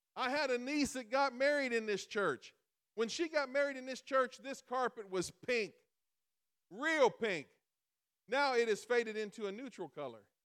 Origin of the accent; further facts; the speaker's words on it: Illinois, United States; We live in we live in Illinois, and every every time you say I'm from I'm from Illinois